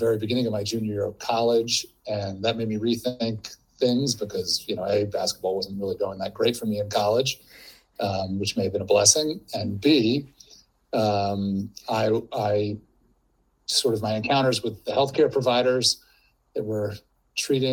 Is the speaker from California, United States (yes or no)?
no; New Jersey, United States; moved away as an adult; I grew up in New Jersey, but in a Mormon family